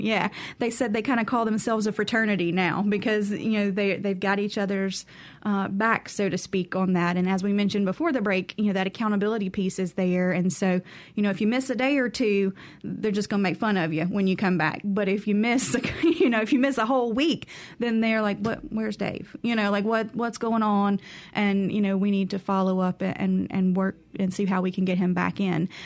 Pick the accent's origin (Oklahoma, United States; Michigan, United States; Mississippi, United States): Mississippi, United States; Carrollton; I grew up in Carrollton, Mississippi, so, you know, right on the outskirts of the Delta, and lived in the middle of nowhere